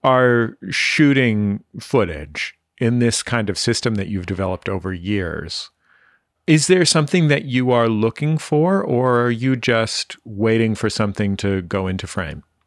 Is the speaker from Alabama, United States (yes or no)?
no; San Francisco, California, United States; where I grew up in San Francisco